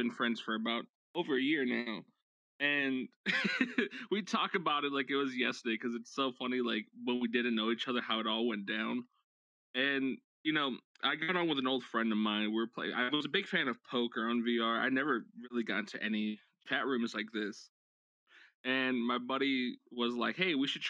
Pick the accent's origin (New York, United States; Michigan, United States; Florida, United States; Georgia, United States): New York, United States; I'm Puerto Rican and Guatemalan. I was raised in New York